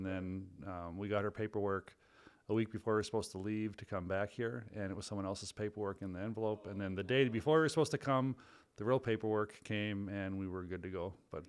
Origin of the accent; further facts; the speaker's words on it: Cullom, North Dakota, United States; also born or lived in Dominican Republic; now in Fargo, United States; I grew up here in North Dakota on a family farm about 2.5 hours southwest of here in a town called Cullom, North Dakota.